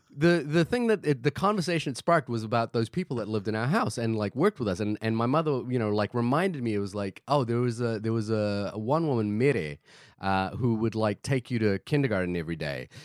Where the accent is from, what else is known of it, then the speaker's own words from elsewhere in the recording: Fiji; moved away; I grew up in Fiji.